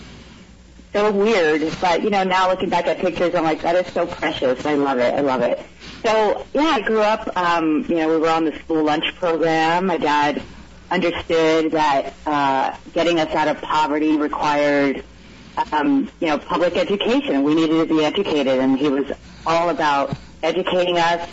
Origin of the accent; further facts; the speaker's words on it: Roll, Arizona, United States; also born or lived in San Fernando Valley, California; I'm from a tiny town in Yuma County called Roll, R-O-L-L, like dinner roll, rock and roll